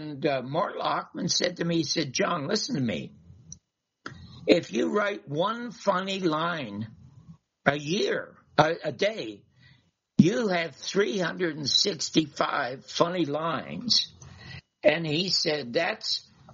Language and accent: English; Canada; moved away; I was just from Canada, and I'm just an ordinary wasp